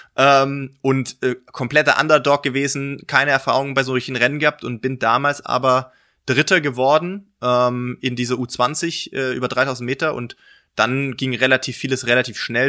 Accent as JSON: {"language": "German", "area": "near Stuttgart, Swabia", "region": "Baden-Württemberg", "country": "Germany", "tie": "born or raised there", "moved": "as an adult", "lives_now": "Regensburg, Germany", "said": "bin eigentlich gebürtiger Schwabe, ähm, komme also aus der Nähe von Stuttgart"}